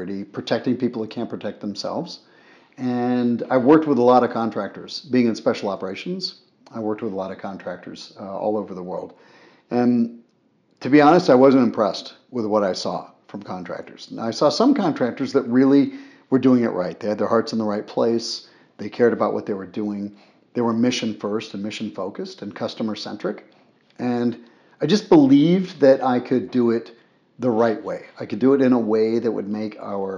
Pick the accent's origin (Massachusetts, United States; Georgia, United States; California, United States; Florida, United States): Florida, United States; Boca Raton; moved away as an adult; also born or lived in Afghanistan; I grew up in Boca Raton, Florida